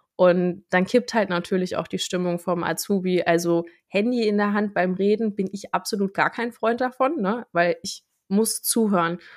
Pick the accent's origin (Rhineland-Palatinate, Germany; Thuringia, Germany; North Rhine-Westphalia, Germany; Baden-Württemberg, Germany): Thuringia, Germany; now in near Bautzen, Germany; ich bin ja ursprünglich Thüringerin